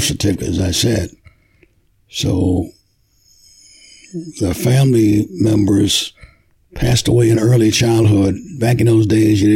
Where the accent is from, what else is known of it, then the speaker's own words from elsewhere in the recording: Bishopville, South Carolina, United States; moved away; I was born in Bishopville, South Carolina, in 1937